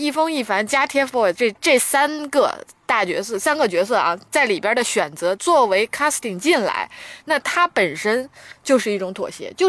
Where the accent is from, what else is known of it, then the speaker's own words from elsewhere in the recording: northern China, China; 虽然我是北方人